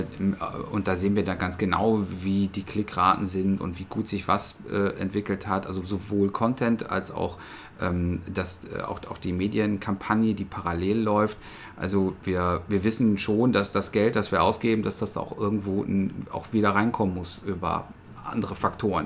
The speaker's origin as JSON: {"language": "German", "town": "Essen", "region": "North Rhine-Westphalia", "country": "Germany", "tie": "born or raised there", "said": "ich bin äh, gebürtiger Essener"}